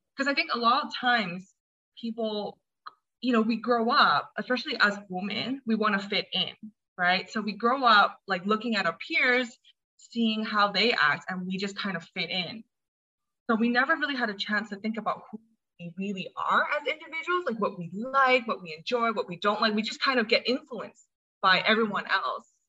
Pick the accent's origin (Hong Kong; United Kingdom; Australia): Hong Kong; also born or lived in United States; I'm from Hong Kong. Um, I was born in the States, but I spent most of my life here.